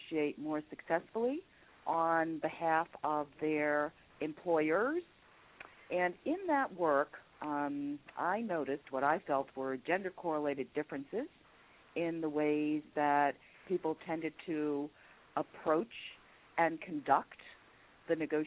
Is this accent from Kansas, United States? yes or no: no; New York City, New York, United States; I am from New York City, New York, New York, although today I'm calling in from Chicago